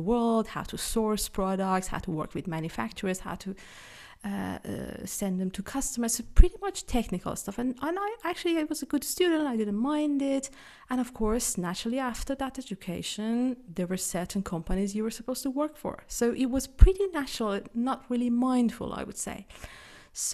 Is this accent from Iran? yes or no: yes; Iran; moved away as an adult; now in Switzerland; I am originally from Iran, but Switzerland has been my home since 2008. I've lived in a number of countries. I live here with my husband somewhere in the Swiss Alps in the middle of nowhere.